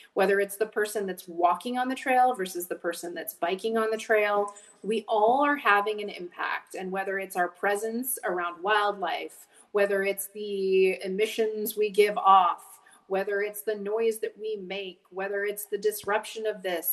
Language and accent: English; Whitefish, Montana, United States; I grew up in Whitefish, Montana